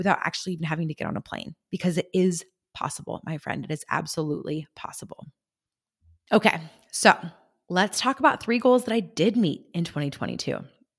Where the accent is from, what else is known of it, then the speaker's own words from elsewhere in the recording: San Luis Obispo, California, United States; I finally hosted my very first Climb Women's Retreat right here in my hometown of San Luis Obispo.